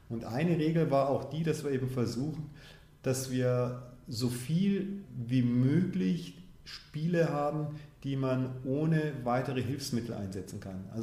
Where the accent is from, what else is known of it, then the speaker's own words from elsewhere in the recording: Munich, Bavaria, Germany; also born or lived in Tanzania; Ich bin selbst in München auch geboren. In, als ich fünf war, sind meine Eltern nach Tansania. Als ich zwölf war, haben sie sich getrennt. Meine Mutter, meine Schwester und ich sind wiederum zurück nach München.